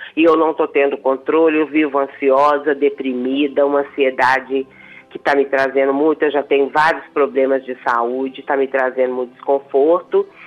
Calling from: Santa Luzia, Minas Gerais, Brazil; Belo Horizonte. Eu falo do, do bairro São Benedito, em Santa Luzia.

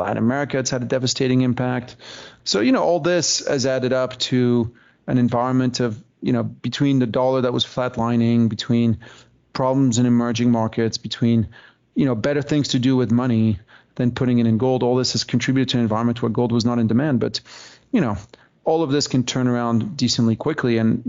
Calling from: British Columbia, Canada; right now I'm dialing in from Vancouver Island, where I have my house.

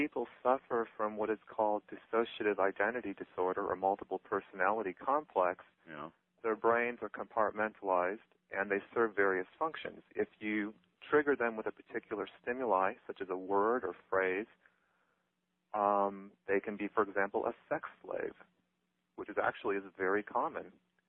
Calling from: San Francisco, California, United States; I'm calling from San Francisco.

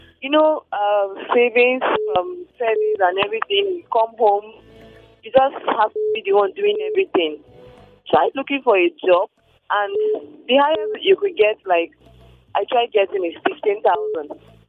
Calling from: Nigeria; I'm calling from Dibiza.

